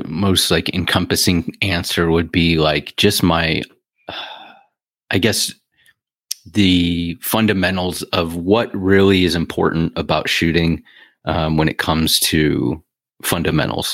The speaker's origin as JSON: {"language": "English", "region": "Ohio", "country": "United States", "tie": "born or raised there", "also_born_or_lived": "California", "moved": "as an adult", "said": "I moved back here from California. So, and it wasn't for the weather. So, in you know, Ohio"}